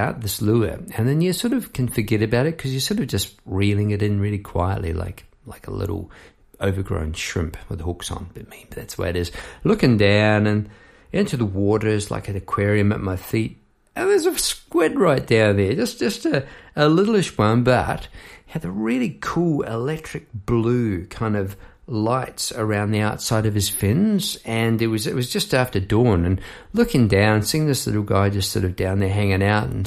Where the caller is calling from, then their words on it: Melbourne, Victoria, Australia; I am having a go online I'm my microphone from Melbourne, Australia, um, down the Mornington Peninsula, which is a great part of the world.